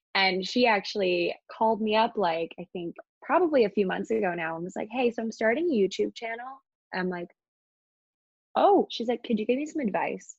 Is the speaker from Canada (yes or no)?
no; Annapolis, Maryland, United States; born or raised there; moved away as an adult; now in New York City, United States